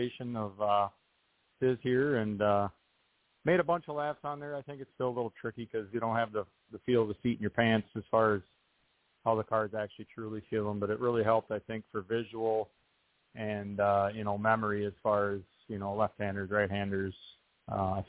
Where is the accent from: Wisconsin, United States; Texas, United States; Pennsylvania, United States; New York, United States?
Wisconsin, United States; my home state of Wisconsin